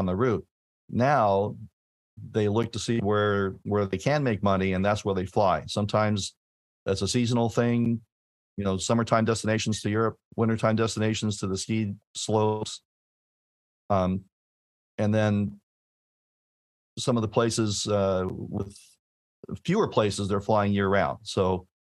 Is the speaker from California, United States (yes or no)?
yes; Torrance, California, United States; I grew up in Torrance, California